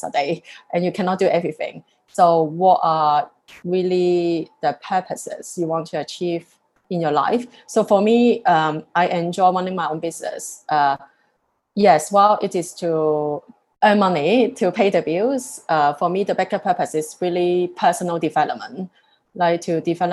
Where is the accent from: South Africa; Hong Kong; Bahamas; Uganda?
Hong Kong; also born or lived in Singapore; now in London, United Kingdom; I love Hong Kong, where I come from